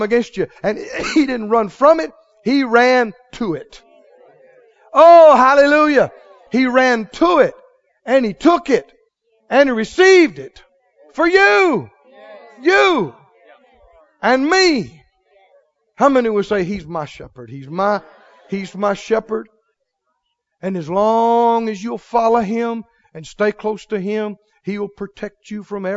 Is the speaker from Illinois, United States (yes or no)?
no; Mississippi, United States; I'm from Mississippi